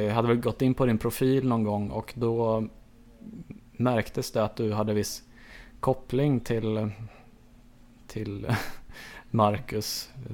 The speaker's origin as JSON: {"language": "Swedish", "town": "Enhörna", "region": "Stockholm County", "country": "Sweden", "tie": "born or raised there", "said": "jag föddes på Södertälje sjukhus, ehm, växte upp i Enhörna, en liten by utanför Södertälje"}